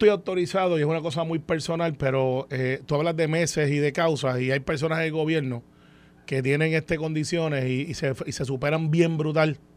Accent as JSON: {"language": "Spanish", "country": "Puerto Rico", "said": "yo soy como muchos puertorriqueños"}